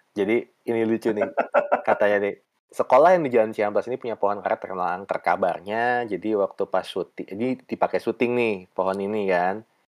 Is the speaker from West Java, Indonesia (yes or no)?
yes; Bandung, West Java, Indonesia; Gue karena tumbuh besar di Dago